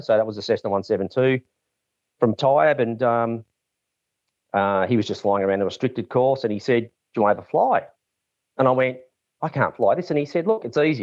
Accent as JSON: {"language": "English", "town": "Mornington", "region": "Victoria", "country": "Australia", "tie": "born or raised there", "also_born_or_lived": "Camperdown", "said": "we moved to Mornington. Uh, Dad was asked to manage two, um, racehorse studs. on Bungear Road, a Montana stud and Green Dale Lodge, which was like over a thousand acres, massive. It was great, you know, growing up on a farm"}